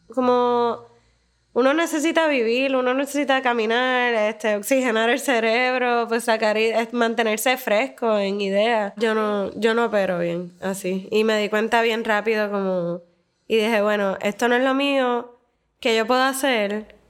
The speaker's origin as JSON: {"language": "Spanish", "country": "Puerto Rico", "also_born_or_lived": "Medellín, Colombia", "moved": "as an adult", "said": "la experiencia que estaba buscando cuando me mudé de Puerto Rico era más como de ciudad"}